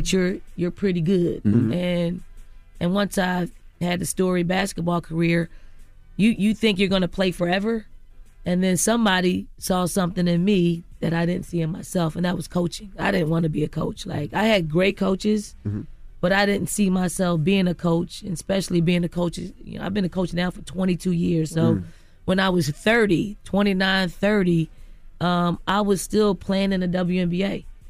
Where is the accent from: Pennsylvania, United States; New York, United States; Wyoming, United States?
Pennsylvania, United States; Philadelphia; I grew up in North Philly, in the projects in North Philly. So in Philly.